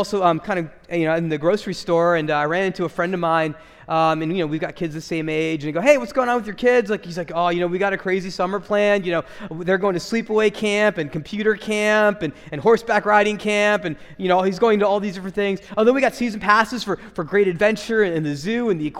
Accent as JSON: {"language": "English", "country": "United States", "said": "as American Christians"}